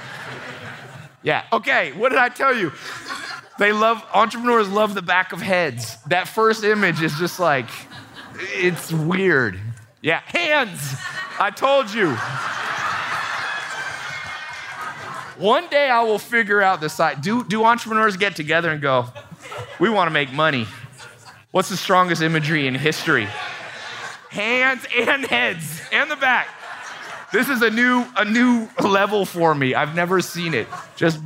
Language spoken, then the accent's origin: English; San Diego, California, United States; also born or lived in Long Beach, California; I was born in Long Beach, and then when she left my dad when he was in prison, she moved to San Diego, and I stood in front of the house that I grew up